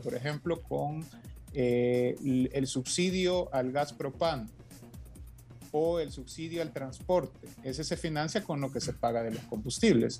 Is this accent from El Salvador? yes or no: yes; El Salvador